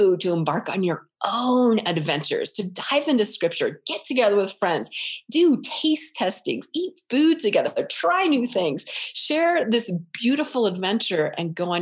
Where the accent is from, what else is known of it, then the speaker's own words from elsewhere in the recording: United States; We're American.